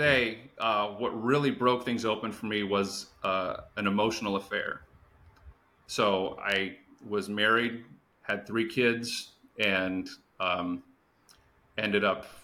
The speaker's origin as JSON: {"language": "English", "town": "Phoenix", "region": "Arizona", "country": "United States", "tie": "born or raised there", "said": "I grew up in the Phoenix area, a high Mormon population"}